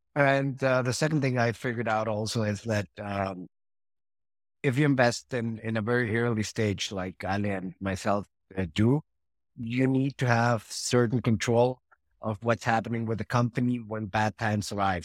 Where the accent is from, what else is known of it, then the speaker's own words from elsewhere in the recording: Mexico; also born or lived in Switzerland / Argentina / Madrid; I was born in Switzerland, but, uh, pretty much been living all my life in Mexico, except some, uh, four years in Argentina